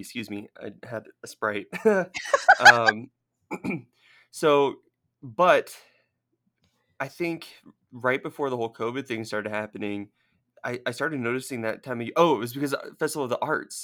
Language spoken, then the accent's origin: English; Southern California, United States; moved away; I grew up in Southern California